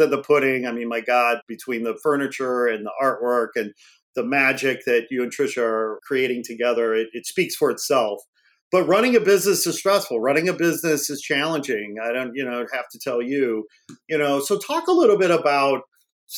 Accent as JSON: {"language": "English", "region": "Northwest Indiana", "country": "United States", "tie": "born or raised there", "also_born_or_lived": "Gary, Indiana / Chicago, Illinois", "moved": "as an adult", "lives_now": "Los Angeles, United States", "said": "I grew up in Northwest Indiana, about 40 miles outside of Chicago."}